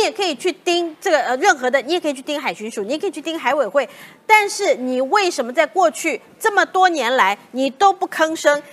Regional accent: Taiwan; 我作为台湾人

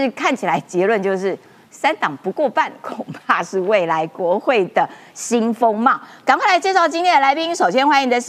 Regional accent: Kaohsiung, Taiwan; 哎，你知道我高雄人啊，汉神百货在这嘛。这条路走走走到底呢，其实就是那个要要到海边的啦，就要到河边啦，

